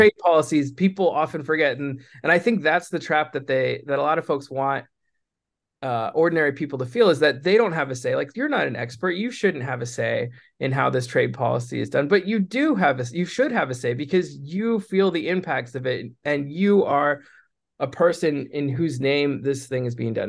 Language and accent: English; San Francisco, California, United States; I was born in San Francisco